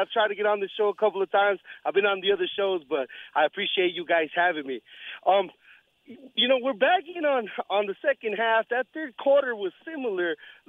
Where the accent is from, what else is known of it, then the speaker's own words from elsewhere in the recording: Tucson, Arizona, United States; I'm from Tucson, Arizona, baby. It's 80 degrees outside.